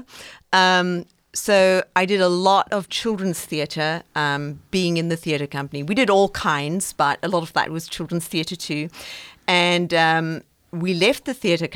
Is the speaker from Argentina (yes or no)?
no; South Africa; moved away as an adult; now in Austin, United States; I'm originally from South Africa, and I grew up on a farm in Africa.